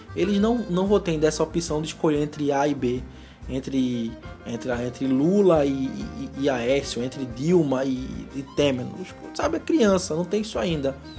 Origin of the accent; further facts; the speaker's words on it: Recife, Pernambuco, Brazil; eu sou de Recife